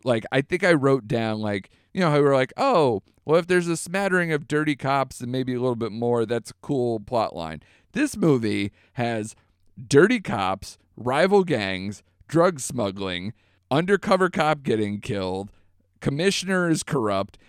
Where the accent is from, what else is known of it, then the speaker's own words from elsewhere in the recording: United States; an American